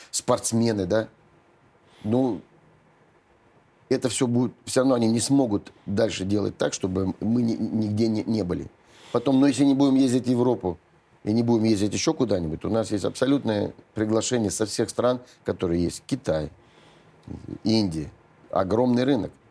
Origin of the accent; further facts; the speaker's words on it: Saint Petersburg, Russia; now in Moscow, Russia; ну, я же тоже из Ленинграда переехал в Москву